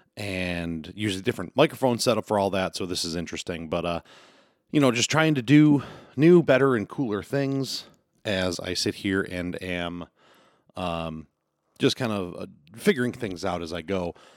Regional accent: Western New York, United States; I'm gonna talk from the West New York area, uh, because that's where I'm from

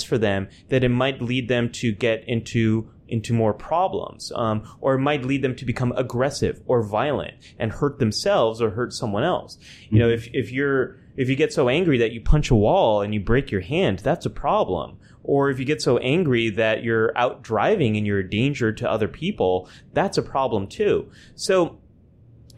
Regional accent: California, United States; moved away as an adult; also born or lived in New York; I'm a Californian who lived in New York for a decade and now just moved back to California

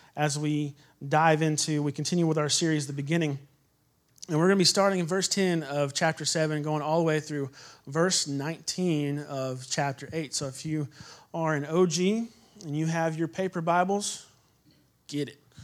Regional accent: Texas, United States; I'm from Texas

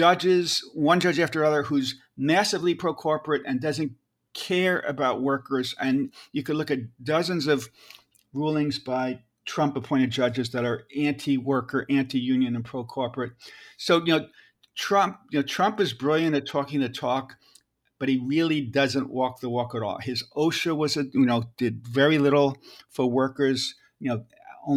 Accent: New York, United States; I'm from New York

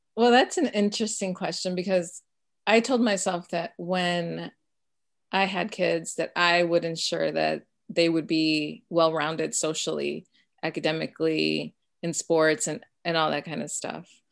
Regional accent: Chicago suburbs, Illinois, United States; first language Spanish; English is a second language; we moved from Chicago at the age of six

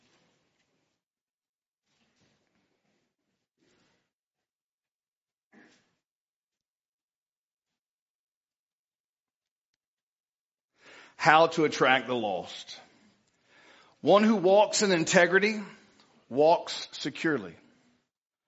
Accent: Piney Woods, East Texas, United States; I am from East Texas. I'm a little off. I'm really from the Piney Woods

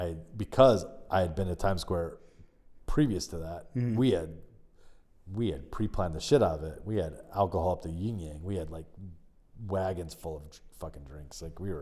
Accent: California, United States; born there; I'm such a West Coast guy. I mean, I was born in California, so I'm probably like my DNA probably just like goes Pacific

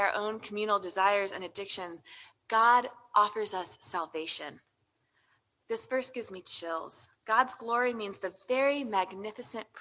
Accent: United States; as American Christians

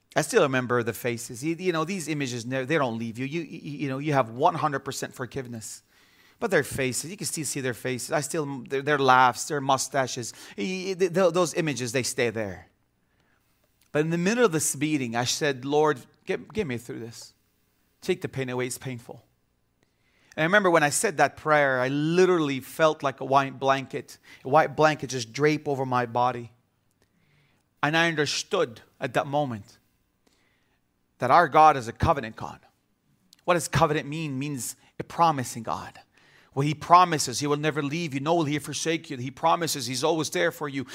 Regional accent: Bethlehem, West Bank, Palestine; also born or lived in Jerusalem; I was born in Jerusalem, and I grew up in the city of Bethlehem all my life.

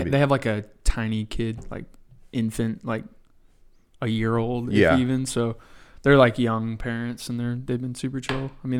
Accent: Round Rock, Texas, United States; also born or lived in Scottsdale, Arizona; Yeah, I went to Round Rock. I was born in Scottsdale, Arizona. But my parents relocated with jobs and shit when I was like two, and they're from here anyways.

